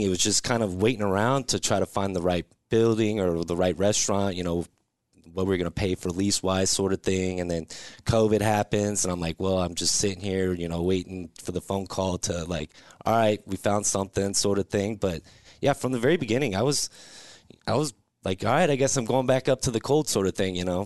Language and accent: English; Lincoln, Nebraska, United States; also born or lived in Georgia; now in Omaha, United States; I'm from Lincoln originally